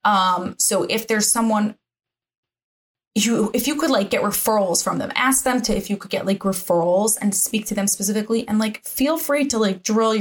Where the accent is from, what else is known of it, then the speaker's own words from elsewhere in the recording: New Jersey, United States; accent: Jersey; moved away; also born or lived in England; I am from New Jersey originally